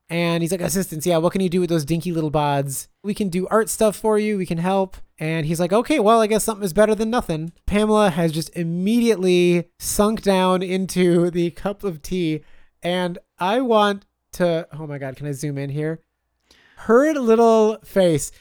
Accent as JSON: {"language": "English", "region": "Wisconsin", "country": "United States", "said": "I'm from Wisconsin"}